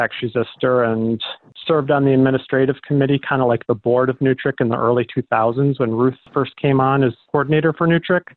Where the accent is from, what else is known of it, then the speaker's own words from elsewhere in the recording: Green Bay, Wisconsin, United States; also born or lived in Milwaukee; I was born in Green Bay, raised in Green Bay, but came down to Milwaukee to go to college in the mid-90s.